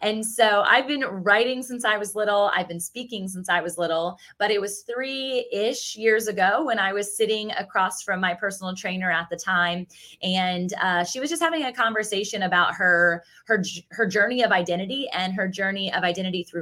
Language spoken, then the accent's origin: English; Virginia Beach, Virginia, United States; I grew up in Virginia Beach, Virginia, which is also where I currently reside. So I'm a born and raised beach baby